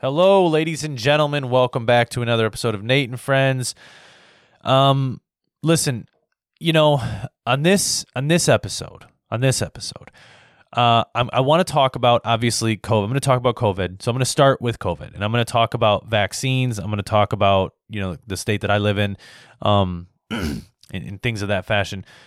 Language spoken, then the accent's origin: English; United States; as an American